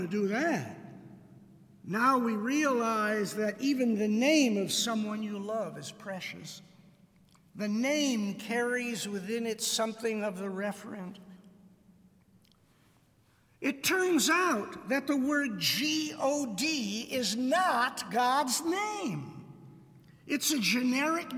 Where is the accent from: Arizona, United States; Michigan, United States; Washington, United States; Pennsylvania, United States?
Michigan, United States; Detroit; moved away as an adult; I grew up in Detroit